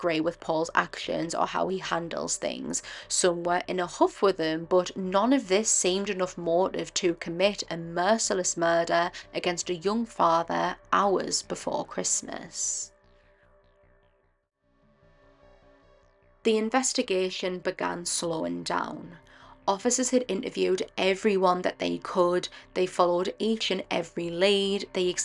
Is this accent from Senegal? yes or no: no; Durham, North East England, United Kingdom; I'm also from Durham, the area where this case happened